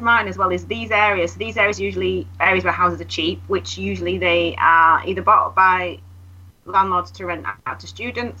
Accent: Manchester, North West England, United Kingdom; I grew up in Miles Platting.

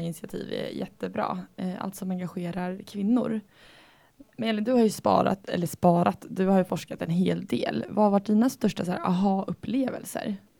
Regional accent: Sweden; Vi bor i Sverige. Eh, som svensk

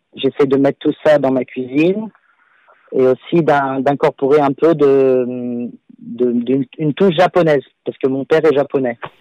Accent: Lyon, Auvergne-Rhône-Alpes, France; moved away as an adult; also born or lived in Paris; now in London, United Kingdom; je suis à la base, je suis lyonnais

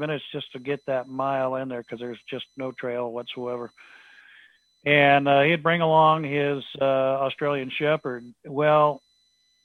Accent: Pacific Northwest, United States; growing up in the Pacific Northwest

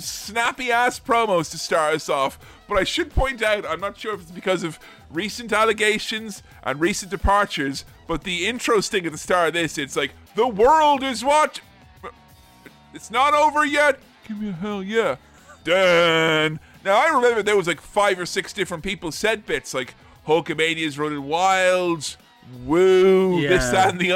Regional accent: Ireland; moved away; being nostalgic for my home country

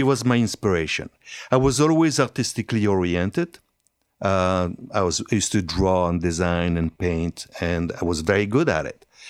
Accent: Hauts-de-France, France; accent: French; English is a second language; moved away as an adult; also born or lived in Italy; now in Canada; I was raised in France

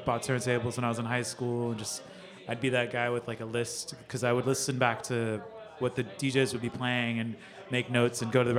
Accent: Ventura, California, United States; moved away as an adult; also born or lived in San Diego, California; now in New York City, United States; Born and raised in Ventura, California, a little beach town between Santa Barbara and Los Angeles. But I came up in SD, went there for school

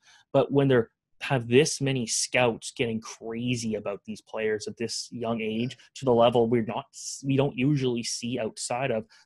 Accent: Oakville, Ontario, Canada; I'm from Oakville.

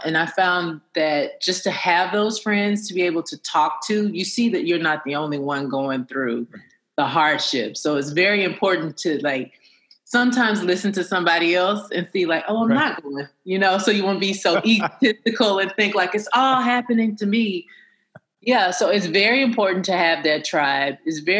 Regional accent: Huntsville, Alabama, United States; I come from Huntsville, Alabama.

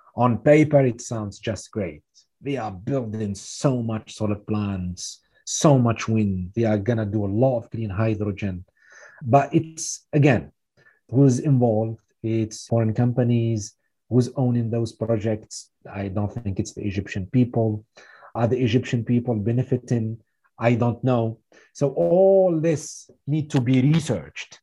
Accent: Tunisia; my home country, Tunisia

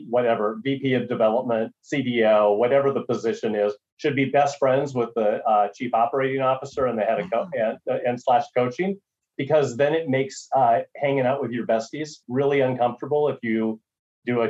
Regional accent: Minnesota, United States; also born or lived in North Dakota; I'm from Minnesota originally, went to school in North Dakota

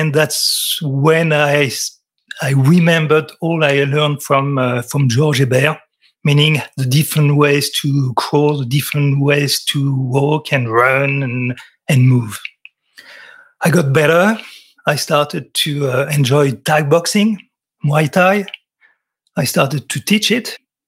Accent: France; accent: French; English is a second language; I'm French. You can tell by my accent.

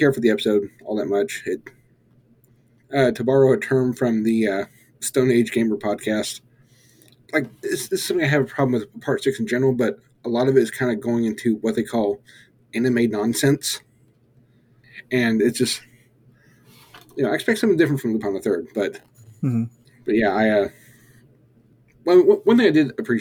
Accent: the South, United States; accent: southern; my southern accent

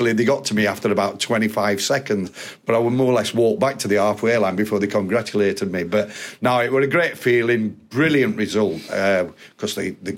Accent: Yorkshire and the Humber, United Kingdom; being a Yorkshire lad myself

